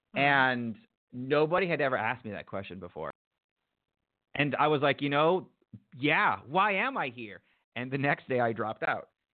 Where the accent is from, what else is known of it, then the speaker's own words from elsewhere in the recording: United States; growing up in the United States